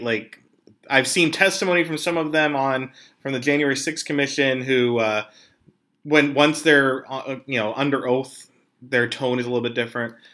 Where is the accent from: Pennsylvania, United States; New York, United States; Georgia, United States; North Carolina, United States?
Pennsylvania, United States; I'm from Pennsylvania